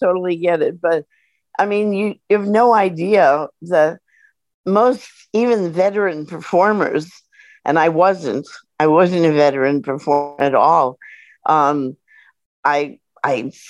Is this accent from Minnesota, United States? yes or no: no; New York, United States; I was from New York. I was an American